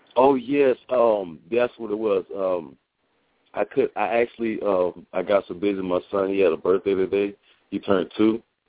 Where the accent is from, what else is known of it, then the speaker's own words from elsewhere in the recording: United States; I'm Haitian American. Um, my folks are from Haiti, and uh, I was born in the United